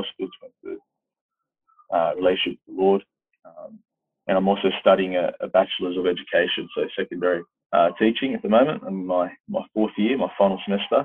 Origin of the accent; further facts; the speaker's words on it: Sydney, New South Wales, Australia; I grew up in West Sydney, so I'm a Southwest Sydney boy